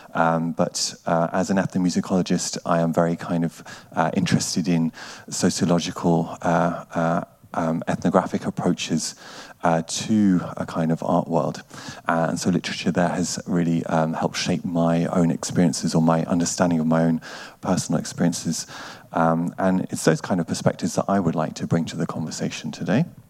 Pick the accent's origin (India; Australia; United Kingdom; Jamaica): United Kingdom; also born or lived in Germany / Bergen, Norway; now in Norway; I'm originally from the United Kingdom and have spent a lot of time as well in Germany.